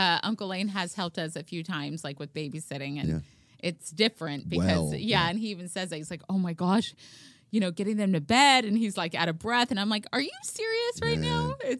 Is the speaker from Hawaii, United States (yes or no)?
yes; Oahu, Hawaii, United States; born there; I'm, you know, growing up, I thought I was Hawaiian, but clearly I'm